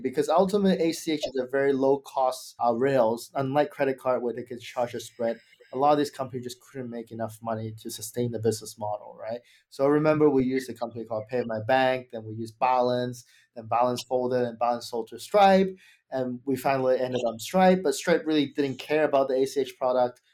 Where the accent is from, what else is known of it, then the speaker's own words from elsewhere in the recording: Australia; moved away; I'm actually from Australia